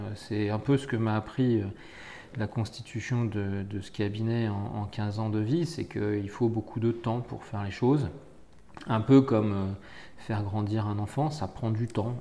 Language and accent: French; Essonne, Île-de-France, France; moi j'étais natif de l'Essonne.